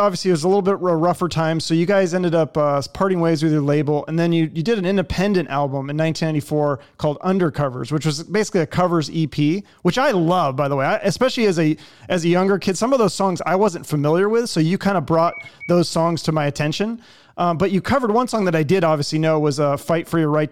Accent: Seattle, Washington, United States; I grew up in Seattle in the 90s

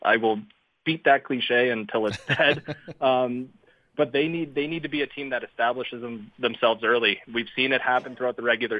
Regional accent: Canada; I'm Canadian.

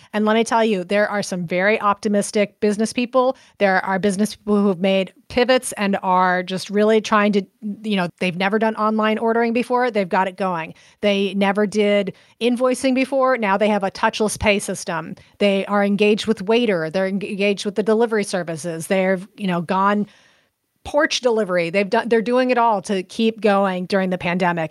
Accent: Central Coast, California, United States; now in Baton Rouge, United States; Central Coast, so almost halfway between Los Angeles and San Francisco on the coast

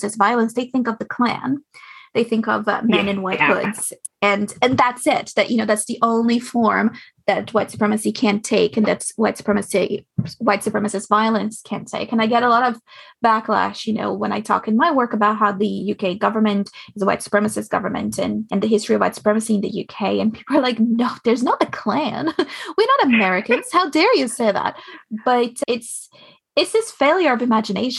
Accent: Austria; moved away; I grew up in Austria

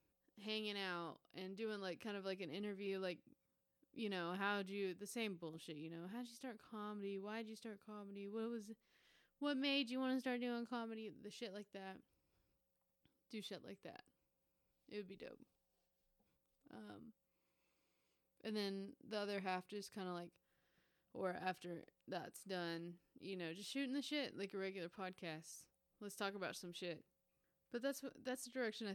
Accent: southern Oklahoma, United States; I'm opening a show in my hometown August 25th

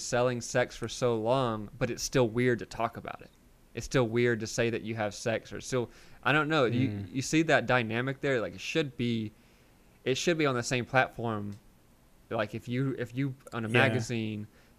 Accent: Wiggins, Mississippi, United States; now in California, United States; Wiggins, Mississippi, my hometown

